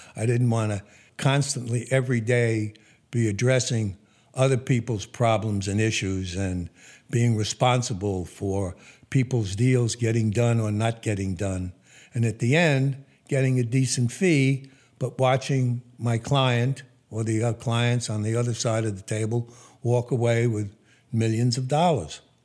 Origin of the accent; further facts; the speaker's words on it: New York City, New York, United States; also born or lived in West Hempstead, Long Island, New York; I was born in Brooklyn at Kings County Hospital in 1940.